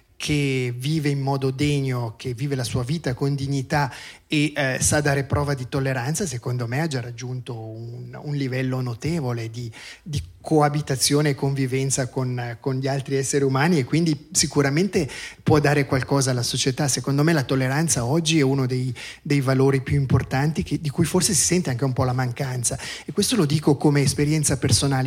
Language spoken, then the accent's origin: Italian; Lugano, Ticino, Switzerland; io sono nato a Lugano, vivo a Lugano